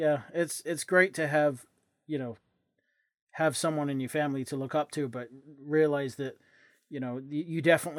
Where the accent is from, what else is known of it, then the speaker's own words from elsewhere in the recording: England, United Kingdom; I'm English.